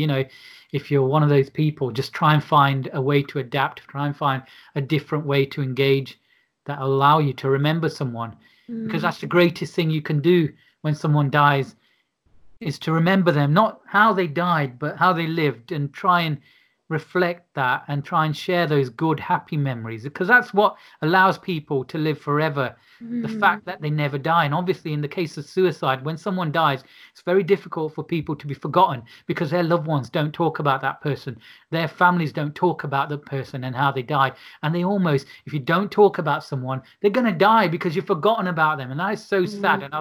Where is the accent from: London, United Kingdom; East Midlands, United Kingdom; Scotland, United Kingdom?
East Midlands, United Kingdom; Derby; I was a Sikh from Derby